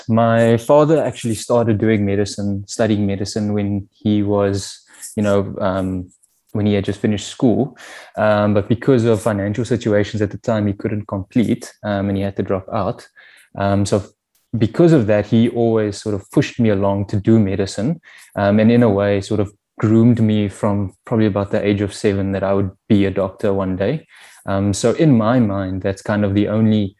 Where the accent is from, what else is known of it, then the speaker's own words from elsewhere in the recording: Cape Town, Western Cape, South Africa; also born or lived in Soweto; I'm born and raised in Cape Town. Was a Rondebosch boy from grade 1 to grade 12